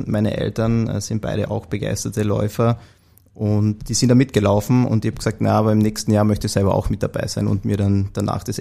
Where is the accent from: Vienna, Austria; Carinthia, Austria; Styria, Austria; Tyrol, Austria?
Carinthia, Austria; Also ich wie man es ja an meiner Stimme hört, bin ich in Kärnten aufgewachsen, geboren, ähm, dort zur Schule gegangen und meine erste Station, also universitäre Station, war dann in Wien.